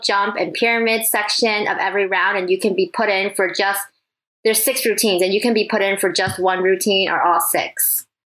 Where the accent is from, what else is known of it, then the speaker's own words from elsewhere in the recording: Michigan, United States; also born or lived in Taiwan; I was born in Taiwan, but I moved here when I was three, so yes, it has felt like Michigan my whole life.